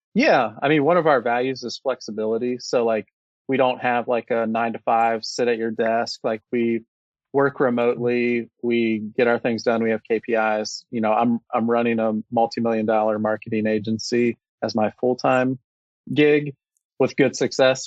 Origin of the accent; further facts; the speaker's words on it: Cincinnati, Ohio, United States; born and raised in Cincinnati my whole life